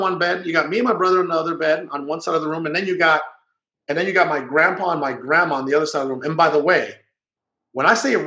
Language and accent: English; Guaymas, Sonora, Mexico; also born or lived in Hermosillo, Sonora; I was born in Hermosillo, Sonora, which is the capital of Sonora. And believe it or not, as poor as that city is, even though it's the capital, we couldn't even afford to live there. So I moved when I was 2 years old to Guaymas, Sonora